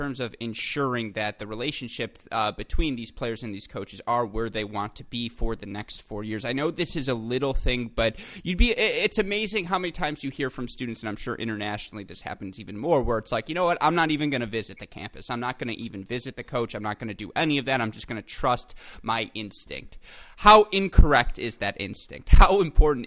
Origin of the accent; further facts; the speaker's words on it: Michigan, United States; I am from Michigan